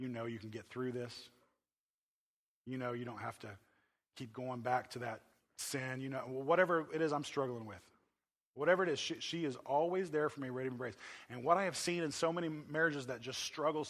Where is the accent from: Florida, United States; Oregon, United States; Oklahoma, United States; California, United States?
Oklahoma, United States; I'm from Oklahoma